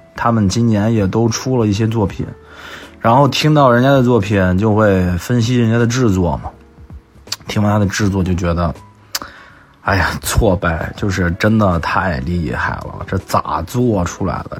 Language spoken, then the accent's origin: Chinese; Xi'an, Shaanxi, China; 我西安人。